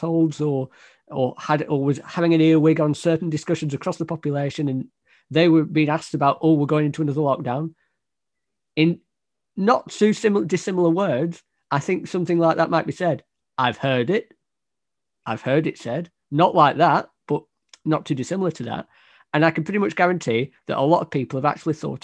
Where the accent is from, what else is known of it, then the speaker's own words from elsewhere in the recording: United States; one American narcissist